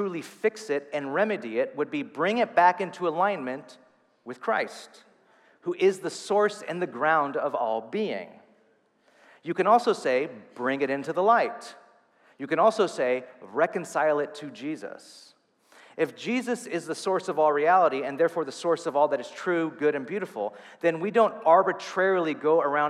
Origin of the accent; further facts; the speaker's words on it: California, United States; moved away; I'm still a Californian, like deep down.